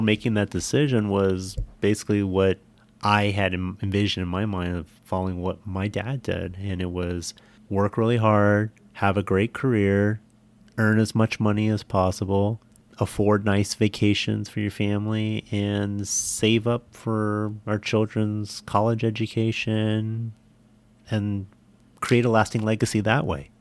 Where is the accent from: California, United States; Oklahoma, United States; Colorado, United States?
California, United States; San Jose; an upper middle class home in San Jose